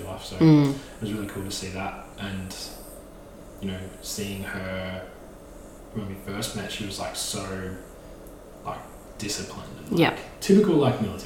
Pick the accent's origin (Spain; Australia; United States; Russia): Australia; Maffra, Victoria; born or raised there